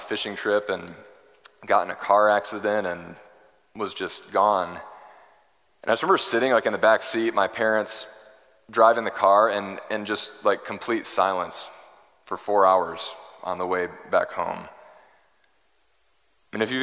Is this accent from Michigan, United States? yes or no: yes; Michigan, United States; growing up in Michigan